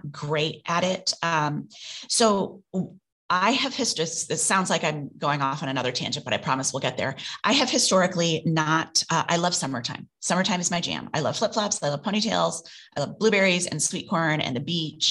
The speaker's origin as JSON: {"language": "English", "region": "Midwest", "country": "United States", "tie": "born or raised there", "moved": "as an adult", "lives_now": "New York, United States"}